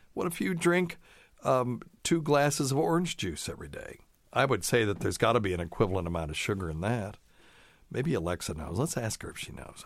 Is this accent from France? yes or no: no; the South, United States; also born or lived in Vermont